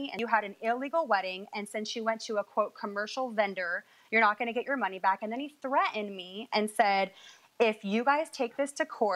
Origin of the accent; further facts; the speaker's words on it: Washington, United States; now in California, United States; we're both born and raised in Washington, but we live in California